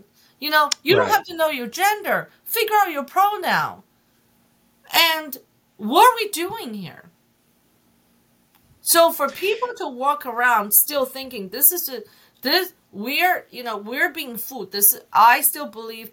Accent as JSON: {"language": "English", "country": "China", "tie": "born or raised there", "also_born_or_lived": "Hong Kong", "second_language": "English", "moved": "yes", "lives_now": "United States", "said": "I grew up in China"}